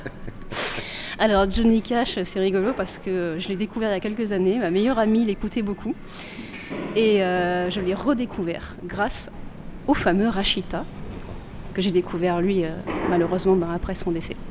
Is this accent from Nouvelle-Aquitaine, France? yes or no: yes; Bordeaux, Nouvelle-Aquitaine, France; de Bordelais qui se retrouvent en Belgique